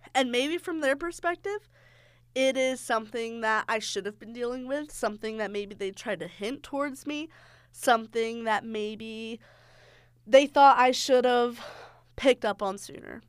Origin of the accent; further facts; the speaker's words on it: the South, United States; I'm from the South